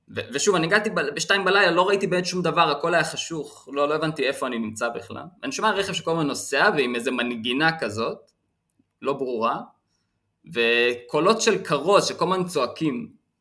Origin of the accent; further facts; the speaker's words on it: Israel; אני מישראל